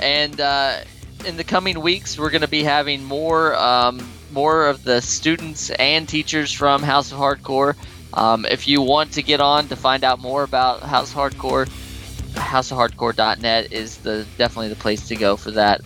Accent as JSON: {"language": "English", "region": "Midwest", "country": "United States", "tie": "born or raised there", "said": "growing up in the Midwest"}